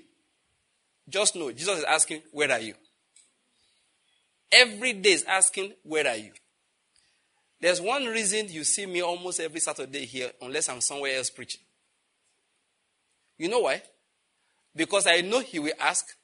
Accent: Nigeria; born or raised there

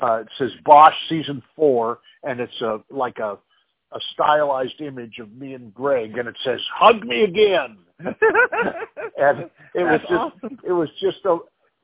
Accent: Montana, United States; now in Los Angeles, United States; I'm originally from Montana

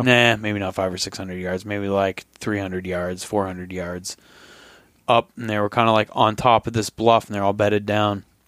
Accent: Vermont, United States; moved away; I'm from Vermont

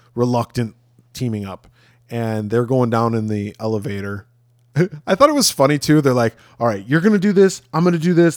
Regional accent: Rockford, Illinois, United States; from my hometown

